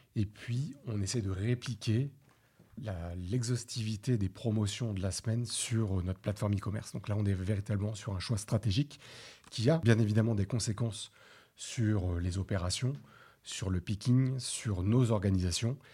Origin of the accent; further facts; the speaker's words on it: France; on est des Français, on aime la gastronomie, c'est culturel.